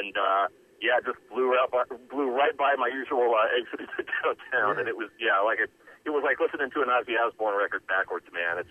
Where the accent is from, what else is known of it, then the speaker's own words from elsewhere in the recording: Indianapolis, Indiana, United States; I'm from Indianapolis, and primarily when I was growing up in the 80s mostly